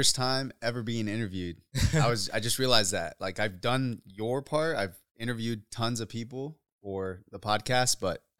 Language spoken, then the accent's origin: English; Uruapan, Michoacán, Mexico; born there; So I was born in Uruapan, Michoacan, Mexico.